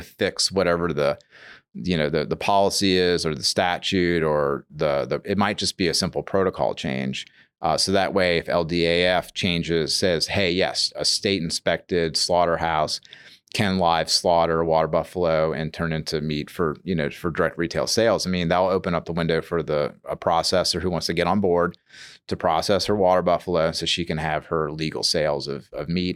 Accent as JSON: {"language": "English", "town": "New Orleans", "region": "Louisiana", "country": "United States", "tie": "born or raised there", "also_born_or_lived": "Metairie", "said": "I grew up in Metairie and, and, and New Orleans, you know, so I'm not like a New York City kid, but I'm like a New Orleans kid"}